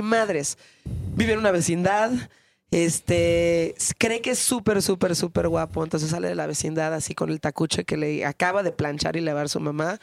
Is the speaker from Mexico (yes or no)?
yes; Mexico; also born or lived in United States; somos mexicanos